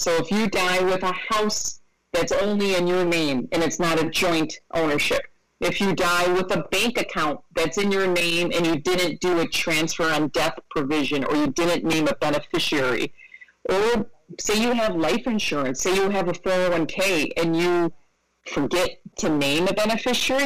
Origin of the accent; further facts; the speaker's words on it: Rochester, New York, United States; moved away; I'm from Rochester, New York. So I'm from I'm from upstate New York.